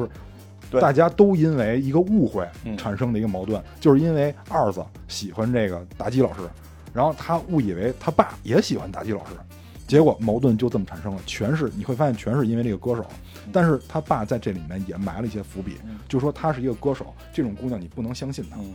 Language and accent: Chinese; China; 我们中国人和西方人的价值观的一种冲突